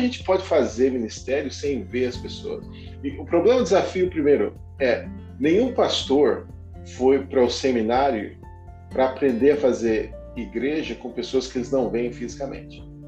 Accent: Brazil; moved away; Eu era do tempo, crescendo no Brasil, dos embaixadores do rei

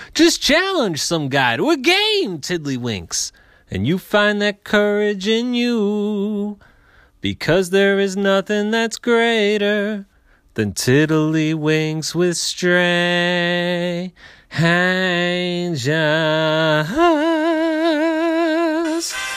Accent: Philadelphia, Pennsylvania, United States; my hometown, Philadelphia

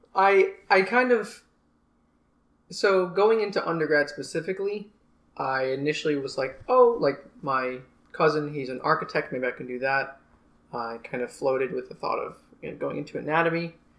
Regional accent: Long Island, New York, United States; moved away as an adult; now in Fort Lauderdale, United States; I'm originally from Long Island, New York. I have grown up on Long Island

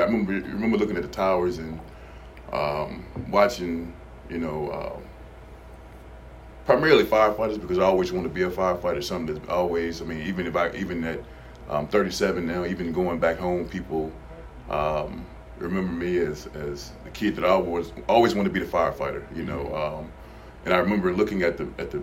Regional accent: Danville, Virginia, United States; Originally, I'm from Danville, Virginia

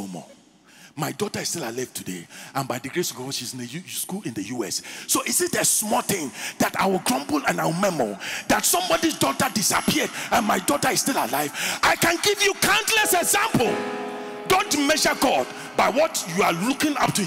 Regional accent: Winneba, Central Region, Ghana; A young boy growing up in Winneba, and every day we go to the beach

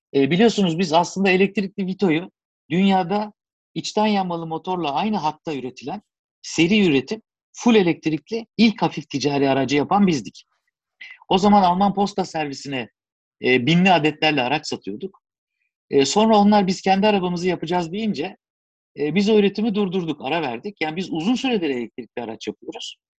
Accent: Turkey; biz Türkler olarak

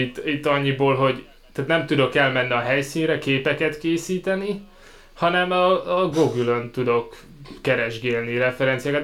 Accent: Szeged, Csongrád-Csanád, Hungary; now in Cambridge, United Kingdom; én ott Szeg-, Szegeden születtem, Ez egyébként tanyán nőttem fel, ott Szegedtől nem messze

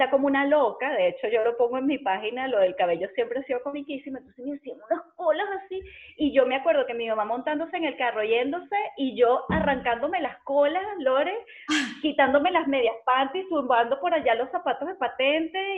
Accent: central Venezuela, Venezuela; Dios mío, qué rico, qué rico soy del corazón de Venezuela

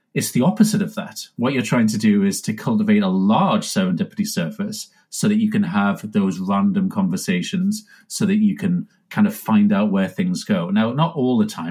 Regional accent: United Kingdom; Now, I'm British, so I'm not like, you know, Californian

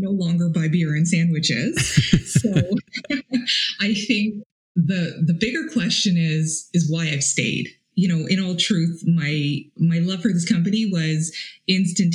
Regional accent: Toronto, Ontario, Canada; moved away as an adult; also born or lived in Ottawa; I was 18 years old and I moved to Ottawa from Toronto

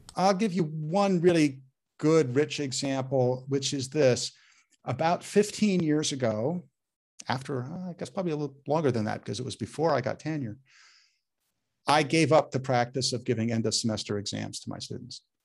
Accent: Menlo Park, California, United States; I grew up in Menlo Park

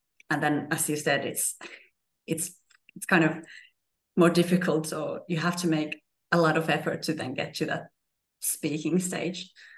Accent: Finland; first language Finnish; English is a second language; moved away; also born or lived in Sicily; So Swedish is actually the second language in my hometown, or the biggest language in my hometown, because I'm come from the Swedish region in Finland.

